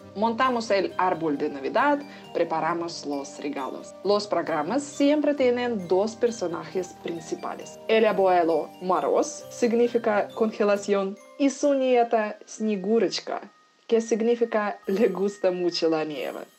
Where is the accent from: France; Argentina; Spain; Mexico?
France; Spanish is a second language; moved away; soy de Francia